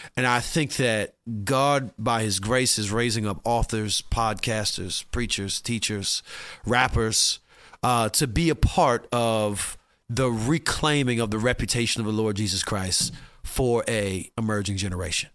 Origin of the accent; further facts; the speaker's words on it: Midwest, United States; I come from the Midwest